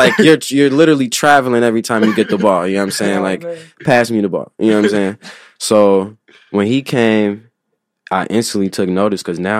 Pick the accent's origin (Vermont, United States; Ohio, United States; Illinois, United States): Illinois, United States; Chicago; I'm from Morgan Park.